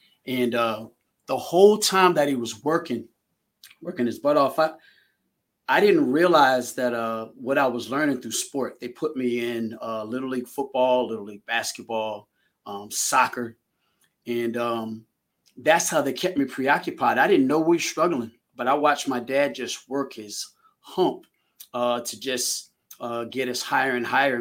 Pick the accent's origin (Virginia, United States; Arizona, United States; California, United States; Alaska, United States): Virginia, United States; Manassas; also born or lived in Haymarket, Virginia; I'm from Manassas, Virginia